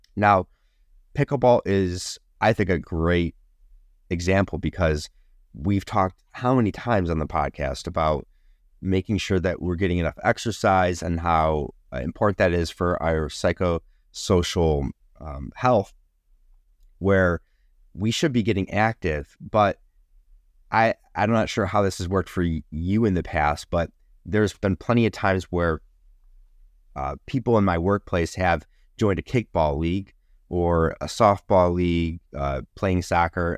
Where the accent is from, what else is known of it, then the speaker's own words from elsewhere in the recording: Rochester, New York, United States; Kodak um, in my hometown used to be uh, everybody worked for Kodak in this area. And they had multiple buildings spread across Rochester